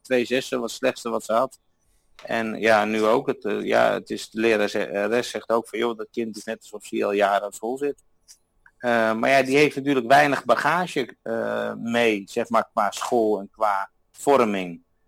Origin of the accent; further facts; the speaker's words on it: Netherlands; moved away as an adult; now in Austria; ik ben uit Nederland weggegaan omdat ik mijn idealen in de Alpen wilde verwezenlijken